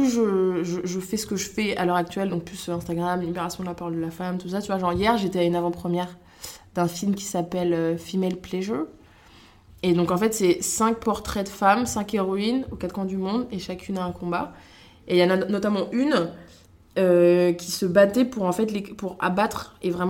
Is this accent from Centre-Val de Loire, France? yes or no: yes; Montargis, Centre-Val de Loire, France; also born or lived in Niger; Alors moi, si tu veux, je suis née au Niger. Euh, j'ai été adoptée là-bas quand j'avais deux mois par mes parents. On est resté 5 ans, ensuite on est allé à Montargis, du côté